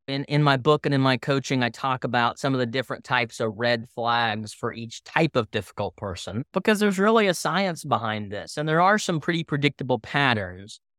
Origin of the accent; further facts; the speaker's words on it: Tulsa, Oklahoma, United States; I'm from Tulsa, Oklahoma